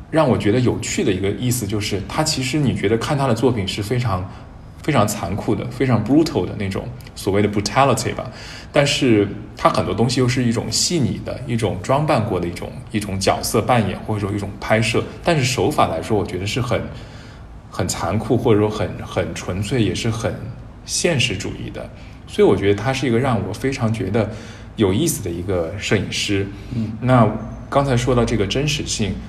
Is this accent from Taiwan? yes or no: no; Chengdu, Sichuan, China; 我也是成都人